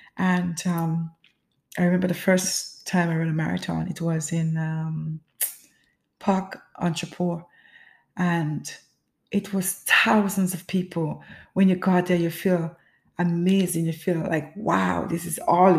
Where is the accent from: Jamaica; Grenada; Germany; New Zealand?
Grenada; As a child growing up in the Caribbean, which is Grenada